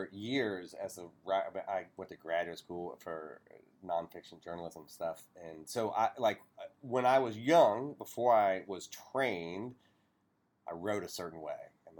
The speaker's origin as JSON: {"language": "English", "region": "Appalachia", "country": "United States", "tie": "born or raised there", "said": "I'm an Appalachian. Like I grew up around oral storytellers."}